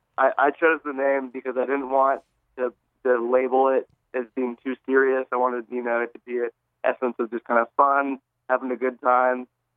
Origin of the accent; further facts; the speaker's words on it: Seattle, Washington, United States; now in Bellingham, United States; I'm from Seattle originally, and I grew up playing different bands there